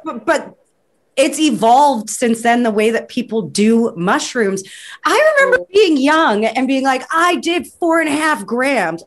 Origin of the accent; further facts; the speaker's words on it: Vancouver, British Columbia, Canada; I'm from Vancouver